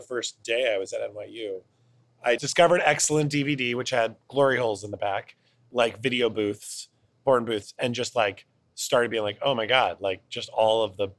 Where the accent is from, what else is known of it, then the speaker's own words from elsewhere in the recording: Cleveland, Ohio, United States; In Cleveland, Ohio.